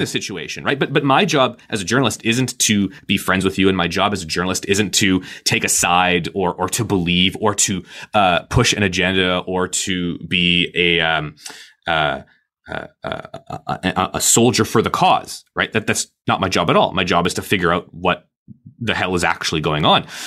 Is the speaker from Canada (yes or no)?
yes; Canada; I'm Canadian